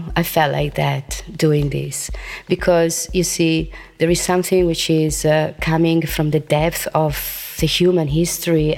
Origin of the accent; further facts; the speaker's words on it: Italy; moved away as an adult; now in Ibiza, Spain; Well, I've been living here since 33 years, as I told you, and I was born in Italy. But the first time I came here, I was 21